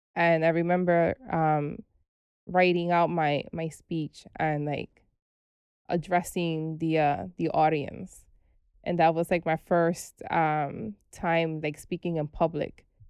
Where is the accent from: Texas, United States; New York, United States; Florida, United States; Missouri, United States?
New York, United States; New York City; also born or lived in Brooklyn; We were raised in the Bronx